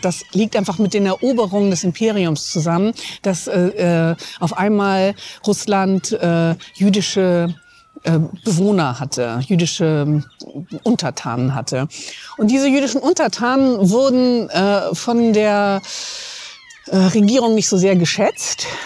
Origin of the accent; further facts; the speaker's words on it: Hamburg, Germany; außerdem bin ich Hamburgerin